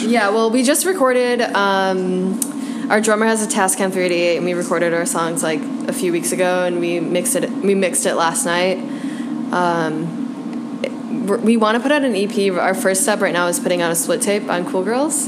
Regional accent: Chicago, Illinois, United States; also born or lived in New York; I am a Chicagoan. I moved to New York uh, about a year after college

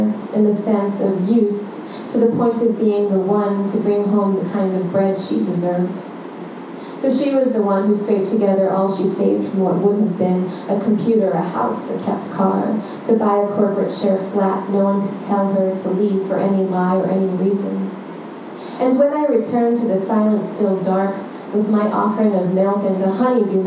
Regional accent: New York City, New York, United States; moved away as an adult; now in Brooklyn, United States; growing up in Long Island City and Astoria

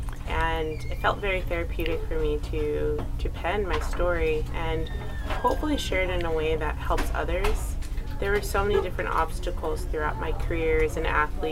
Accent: United States; first language English; I'm American by birth, I'm not Arab, I only speak English. I'm African American.

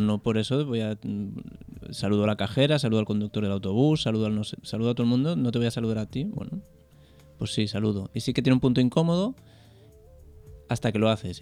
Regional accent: a small town in Catalonia, Spain; mi pueblo es un pueblo muy pequeño de 3.000 habitantes

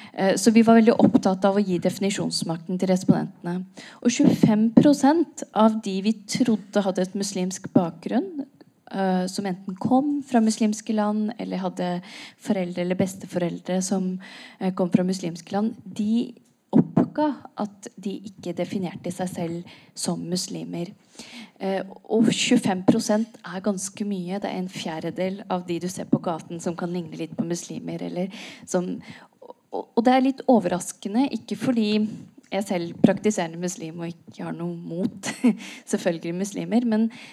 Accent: Norway; jeg er født og oppvokst i Norge

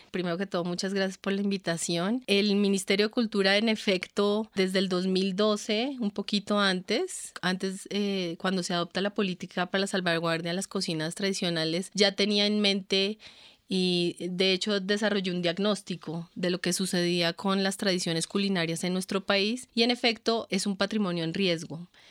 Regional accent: Colombia; lo que somos como colombianos

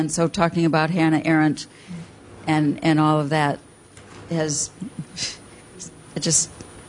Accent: United States; now in London, United Kingdom

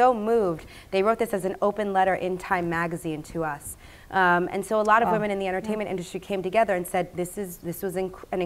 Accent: United States; I'm an American

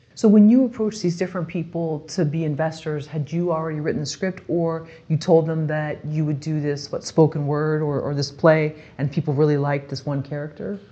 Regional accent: Bay Area, California, United States; growing up in the Bay Area

